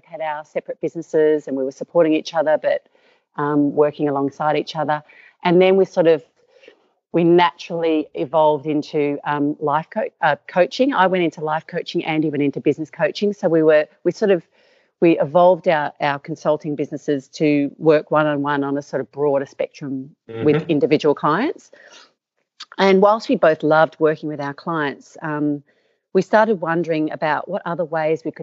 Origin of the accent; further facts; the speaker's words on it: Perth, Western Australia, Australia; I'm from Perth. So I was born in Perth, Western Australia